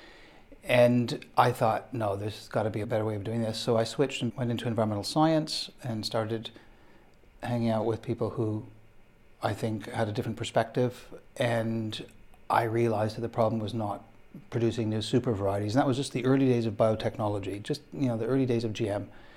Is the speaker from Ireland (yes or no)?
no; Canada; moved away; I'm Canadian